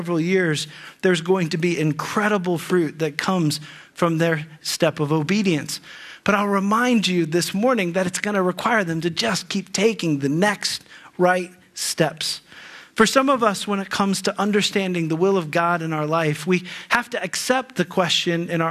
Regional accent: Ohio, United States; moved away as an adult; also born or lived in Bahamas / California / Texas; Allie and I grew up in Ohio

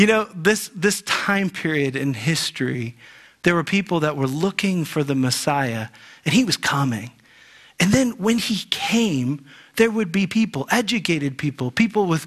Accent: Ohio, United States; When I was a boy growing up in Ohio

